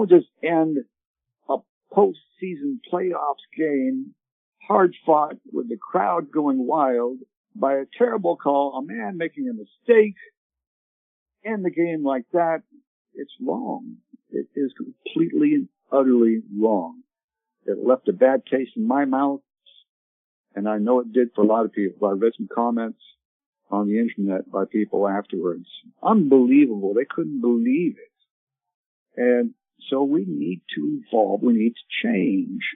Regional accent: Canada; also born or lived in Ottawa, Canada; now in United States; I grew up in Canada

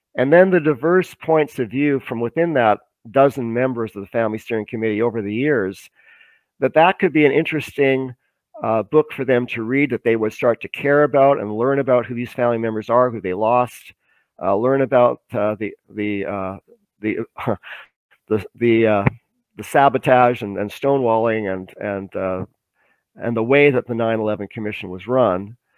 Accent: Canada; also born or lived in Vancouver; I'm a Canadian citizen. I live in Vancouver

